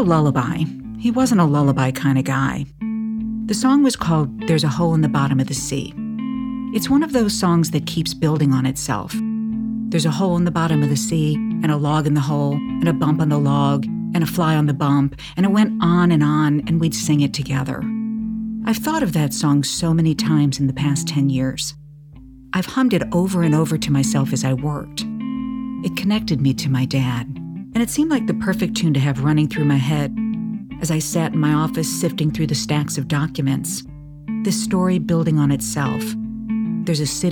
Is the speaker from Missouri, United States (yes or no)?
yes; St. Louis, Missouri, United States; my hometown of St. Louis